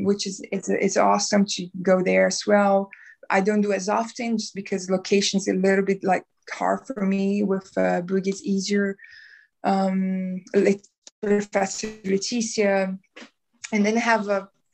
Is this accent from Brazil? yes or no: yes; South Region, Brazil; English is a second language; moved away as an adult; also born or lived in North Brazil; now in New Zealand; I'm Brazilian from south of Brazil.